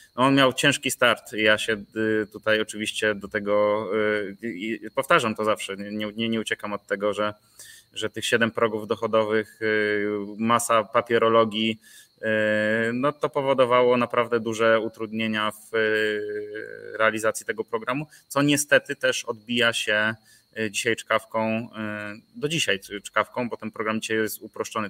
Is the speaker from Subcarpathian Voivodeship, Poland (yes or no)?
no; Nowy Sącz, Lesser Poland, Poland; moved away as an adult; also born or lived in Kraków; pochodzę z Nowego Sącza